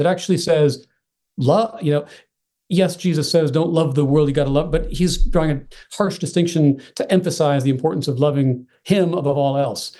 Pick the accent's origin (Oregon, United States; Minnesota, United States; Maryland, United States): Oregon, United States; also born or lived in Texas; now in Virginia, United States; Call myself an Oregonian, actually, by upbringing